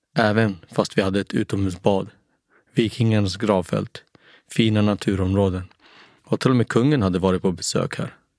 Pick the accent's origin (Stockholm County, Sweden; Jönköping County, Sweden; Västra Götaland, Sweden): Stockholm County, Sweden; Haninge; also born or lived in Nacka; Jag föddes 1977 på Nacka sjukhus, men växte upp i Jordbro